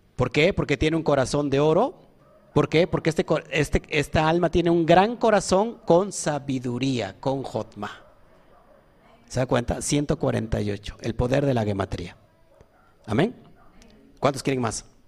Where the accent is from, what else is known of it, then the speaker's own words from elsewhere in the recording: Orizaba, Veracruz, Mexico; yo nací en Orizaba. Sí, nací en Orizaba. Creo que todos aquí somos orizabeños, ¿no?